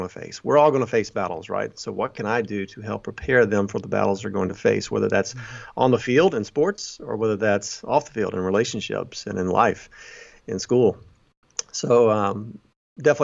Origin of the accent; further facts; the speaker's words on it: Alabama, United States; moved away as an adult; now in Chicago, United States; I grew up in Alabama, you know, went to college down there, a small university there, and got married and moved to Chicago